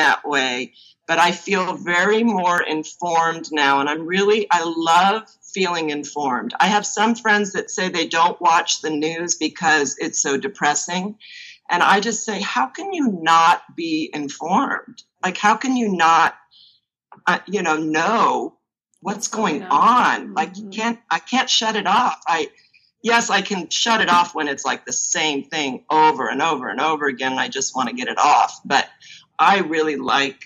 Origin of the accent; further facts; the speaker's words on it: Los Angeles, California, United States; I grew up in Bel Air, so Beverly Hills was my backyard